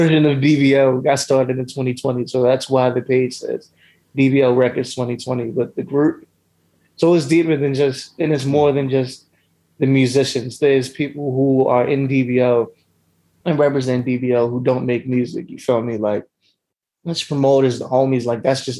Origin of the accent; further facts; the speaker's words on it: Baltimore, Maryland, United States; I'm from West Baltimore.